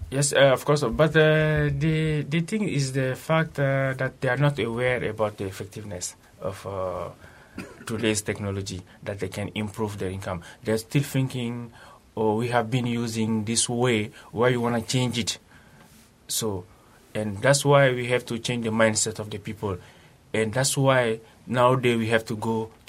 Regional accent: Bamako, Mali; Yeah, I come from

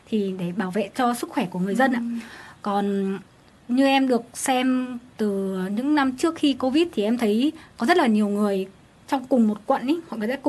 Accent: Phú Thọ, Vietnam; mình quê ở Phú Thọ thì ở đấy có nổi tiếng với lễ hội đền Hùng

